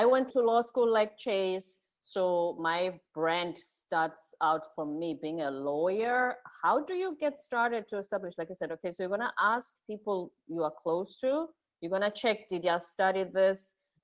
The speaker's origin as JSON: {"language": "English", "country": "South Africa", "tie": "born or raised there", "said": "when I was growing up, I'm South African"}